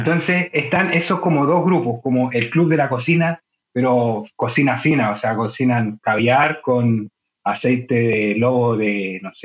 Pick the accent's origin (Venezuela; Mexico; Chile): Chile; moved away as an adult; now in Denmark; soy chileno